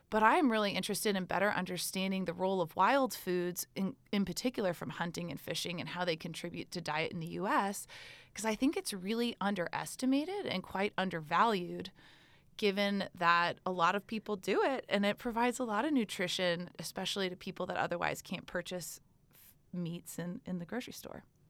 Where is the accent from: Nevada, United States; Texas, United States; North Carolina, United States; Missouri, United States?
Texas, United States; I am an American student from Texas